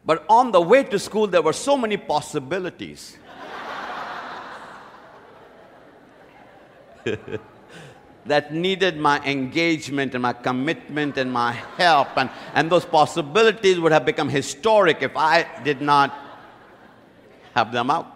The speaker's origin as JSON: {"language": "English", "country": "India", "tie": "born or raised there", "moved": "yes", "said": "When I was growing up in India, I went to the best school."}